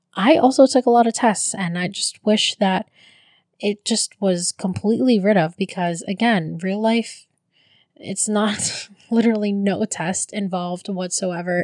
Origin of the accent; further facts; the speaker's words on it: Philippines; now in United States; as a Filipino